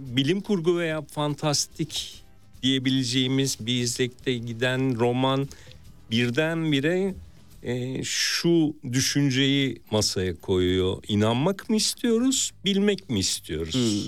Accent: Istanbul, Turkey; Ben de Mardin kültürüyle İstanbul'da büyümüş.

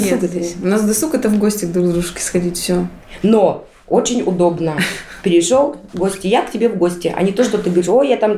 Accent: Ukraine; now in Solovetsky Islands, Russia; Сами мы с Украины. Сами мы не местные.

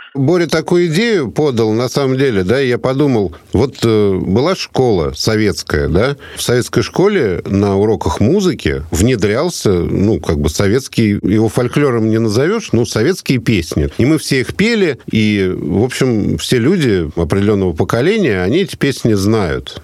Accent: Moscow, Russia; accent: Moscow dialect; москвичи акают, «Москва», да? Нет, мы даже не акаем, мы выдавливаем буквы.

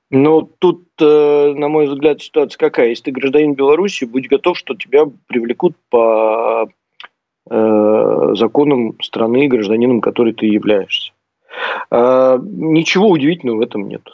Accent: Saint Petersburg, Russia; Я просто сам из Санкт-Петербурга.

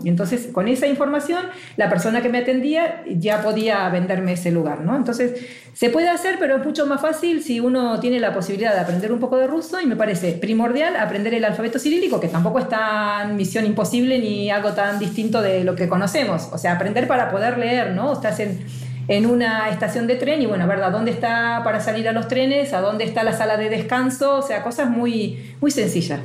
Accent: Argentina; now in Basque Country, Spain; con nuestro pasaporte argentino

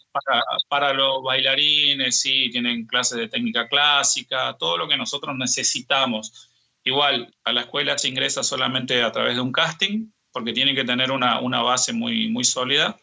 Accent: Misiones, Argentina; moved away as an adult; also born or lived in Buenos Aires, Argentina; now in Saint Petersburg, Russia; yo soy de Misiones

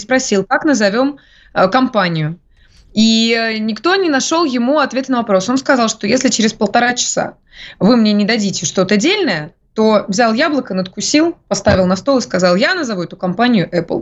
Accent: a backwater near Krasnoyarsk, Krasnoyarsk Krai, Russia; moved away; я как раз из захолустья под Красноярском. Mm. Потому что я родилась в захолустье под Красноярском

